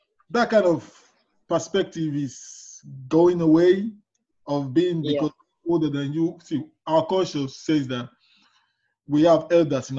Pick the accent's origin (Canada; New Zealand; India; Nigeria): Nigeria; moved away; I'm from Nigeria